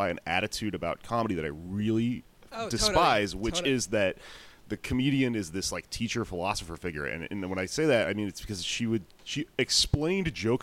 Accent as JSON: {"language": "English", "country": "United States", "said": "I'm an American"}